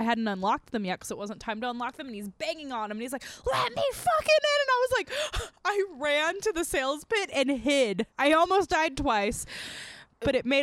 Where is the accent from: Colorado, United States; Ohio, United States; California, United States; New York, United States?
California, United States; Azusa; where I grew up in Azusa